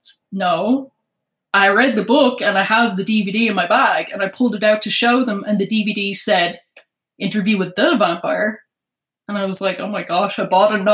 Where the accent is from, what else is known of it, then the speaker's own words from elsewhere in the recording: Ireland; moved away; I was born in Ireland. And in 2008, I was still in Ireland.